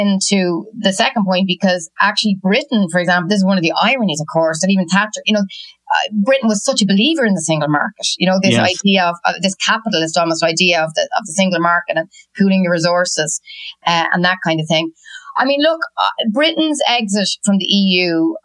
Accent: Ireland; moved away as an adult; also born or lived in Washington; now in Brussels, Belgium; I see it as an Irish person

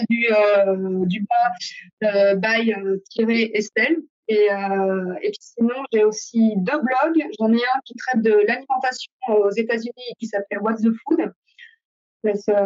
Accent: Paris, Île-de-France, France; accent: New Jersey; now in United States; non, non, de Paris. Il me dit, mais t'as pas le même accent. Je fais, bah ouais, j'habite dans le New Jersey, donc j'ai l'accent du New Jersey.

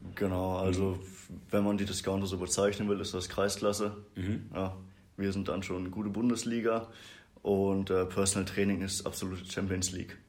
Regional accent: Brakel, North Rhine-Westphalia, Germany; ich komme aus Brakel, also wir sind ja hier in Bad Triburg. Es sind so 20 Minuten noch weiter Richtung Niedersachsen. Mhm. Da komme ich her

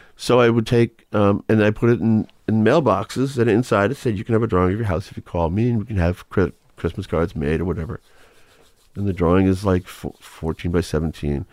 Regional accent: Marlborough, Massachusetts, United States; also born or lived in Manchester, Massachusetts / Gloucester, Massachusetts; when I was growing up in Ma-, Marlborough, Massachusetts. And then we all moved to, by the time I got to high school, we moved to Gloucester

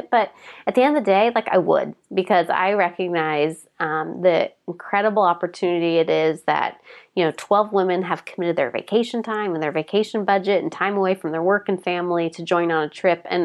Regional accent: Portland, United States; I come from Portland

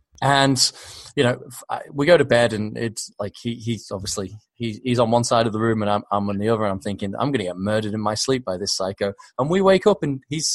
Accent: Australia; accent: Aussie; also born or lived in Southport, United Kingdom; born in Southport. I was living in the UK till I was 10. My family decided to move to Australia.

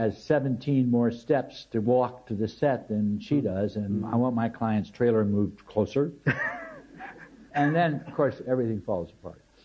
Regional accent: United States; as an American

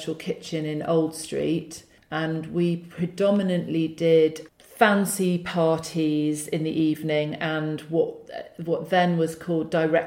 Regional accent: Wolverhampton, West Midlands, United Kingdom; I grew up in the Midlands. I went to Wolverhampton Girls High School

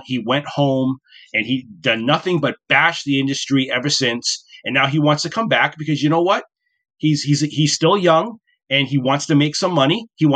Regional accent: Woonsocket, Rhode Island, United States; moved away; my hometown of Woonsocket, Rhode Island, where I grew up

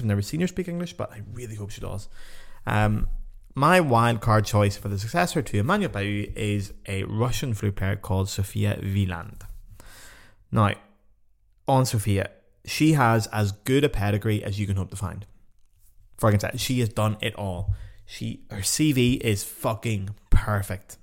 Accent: Ireland; I'm just Irish

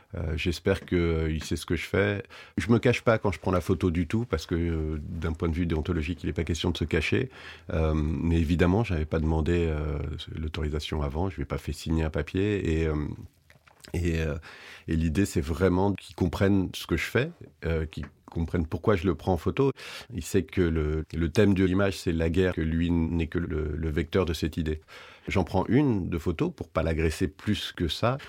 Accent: France; je suis français

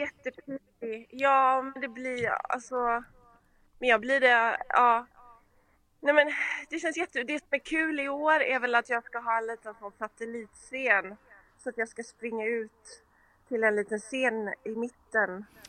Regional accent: Gothenburg, Västra Götaland, Sweden; accent: göteborgska (Gothenburg dialect); moved away as an adult; also born or lived in Stockholm; now in Los Angeles, United States; där kommer göteborgskan fram

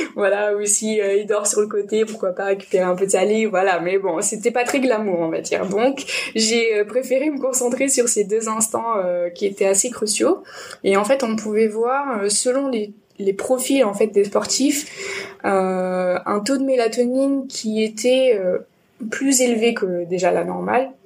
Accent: Nîmes, Occitania, France; now in Bordeaux, France; Je suis originaire de Nîmes et j'ai un peu voyagé de partout dans le monde et en France. Et finalement, je suis arrivée à Bordeaux

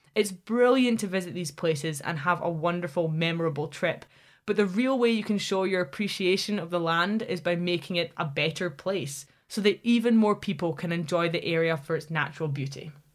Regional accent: Scotland, United Kingdom; Scotland as my home country

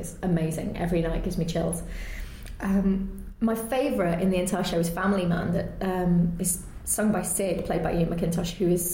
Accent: Yorkshire and the Humber, United Kingdom; moved away as an adult; I grew up in Yorkshire, I grew up in a small town, a small village

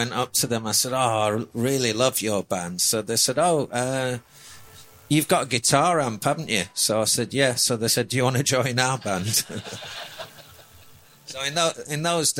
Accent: Lancaster, North West England, United Kingdom; I'm from Lancaster originally

